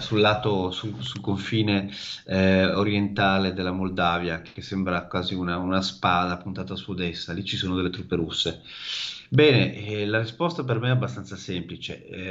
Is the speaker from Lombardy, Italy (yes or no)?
yes; Milan, Lombardy, Italy; moved away as an adult; now in Odessa, Ukraine; io sono di Milano